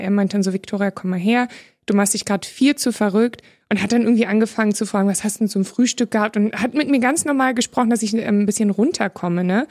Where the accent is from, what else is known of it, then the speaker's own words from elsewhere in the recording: Berlin, Germany; ist ja meine Heimat. Ich bin ja Urberlinerin